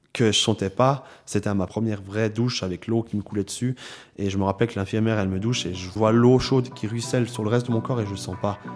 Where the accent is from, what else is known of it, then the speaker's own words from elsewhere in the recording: Lausanne, Vaud, Switzerland; j'ai grandi à Lausanne